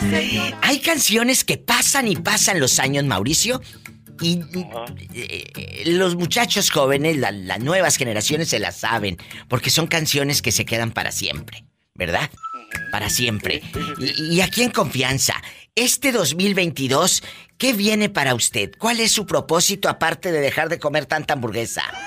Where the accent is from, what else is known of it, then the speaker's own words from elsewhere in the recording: Tamaulipas, Mexico; now in California, United States; yo soy de Tamaulipas